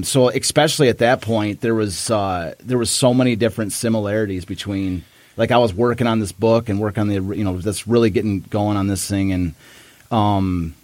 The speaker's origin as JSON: {"language": "English", "town": "Kalamazoo", "region": "Michigan", "country": "United States", "said": "I'm from Kalamazoo"}